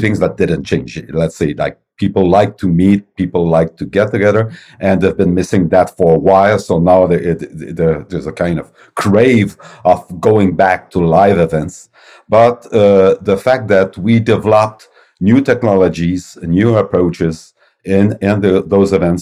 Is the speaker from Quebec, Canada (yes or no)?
yes; Quebec City, Quebec, Canada; I'm from Quebec City, Canada, and my company is Novum Interactive